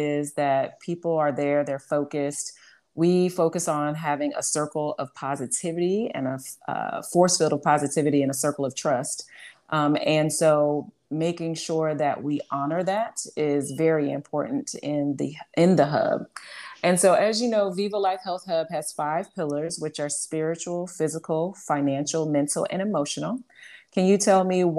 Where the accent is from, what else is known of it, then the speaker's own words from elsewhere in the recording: Chicago, Illinois, United States; I am originally from Chicago